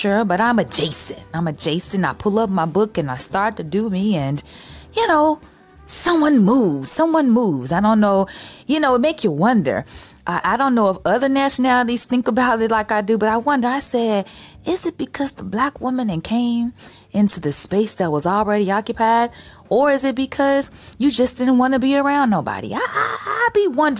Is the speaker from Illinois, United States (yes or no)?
yes; Chicago, Illinois, United States; I'm from Chicago. I'm from a major city